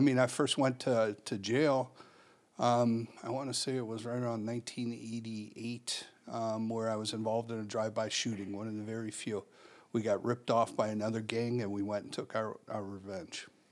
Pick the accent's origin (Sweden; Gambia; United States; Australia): United States; Chicago, Illinois; born and raised in Chicago